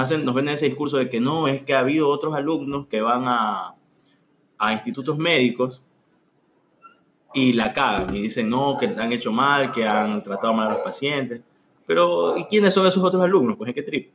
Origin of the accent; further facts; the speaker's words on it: Esmeraldas, Ecuador; En mi pueblito, Esmeralitas.